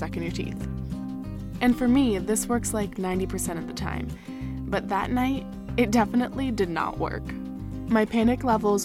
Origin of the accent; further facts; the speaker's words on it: United States; I'm American, 18 and 19 respectively